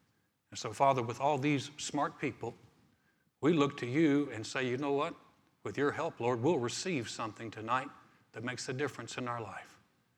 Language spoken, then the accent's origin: English; the South, United States; I grew up in the South.